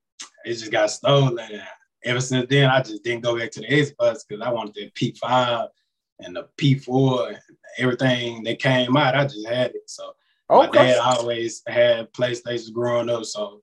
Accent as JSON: {"language": "English", "town": "Willis", "region": "Texas", "country": "United States", "tie": "born or raised there", "also_born_or_lived": "The Woodlands, Texas", "said": "Originally from Willis, Texas. I moved to the Woodlands around 9th grade."}